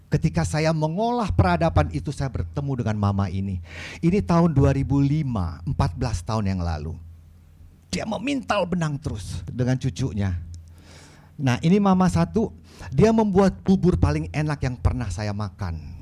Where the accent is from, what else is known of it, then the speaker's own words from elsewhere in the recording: Tarutung, North Sumatra, Indonesia; Di kampung saya, di Tarutung atau di Samosir, bikin tempat garam itu diukir kalender.